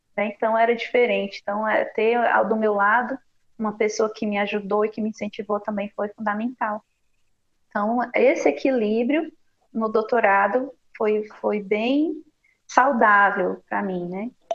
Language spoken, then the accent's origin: Portuguese; Ceará, Brazil; moved away as an adult; eu venho é do Ceará